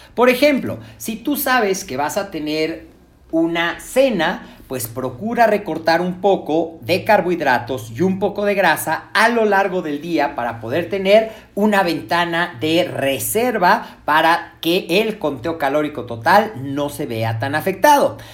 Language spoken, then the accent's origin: Spanish; Mexico; nosotros como mexicanos